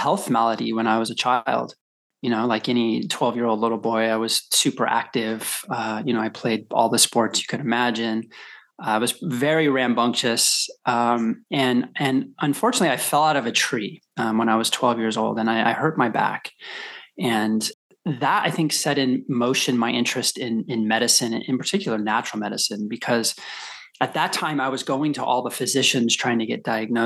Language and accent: English; Colorado, United States; I grew up in Colorado